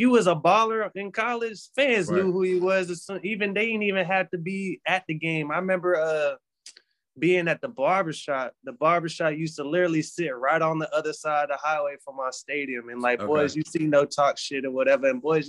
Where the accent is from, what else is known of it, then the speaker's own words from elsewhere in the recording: Hawaii, United States; born there; also born or lived in Germany / South Carolina / North Carolina / Georgia; And I was born in Hawaii.